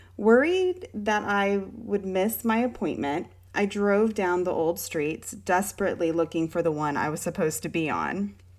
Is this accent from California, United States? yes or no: yes; Southern California, United States; moved away; also born or lived in Richmond, Virginia; I grew up in Southern California